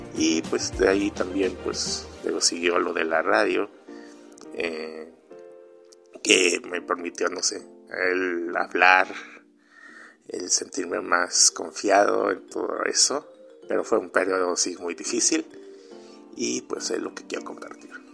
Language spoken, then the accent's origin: Spanish; Mexico; soy mexicano, tengo 39 años